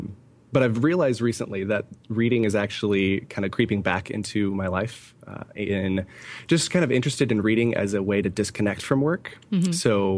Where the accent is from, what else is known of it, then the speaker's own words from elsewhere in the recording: California, United States; also born or lived in Idaho; now in Allentown, United States; We came from North Idaho, Coeur d'Alene, Idaho, specifically. Mm-hmm. We were there for a year, 2.5 years after moving away from California, where both my wife and I are born and raised in California.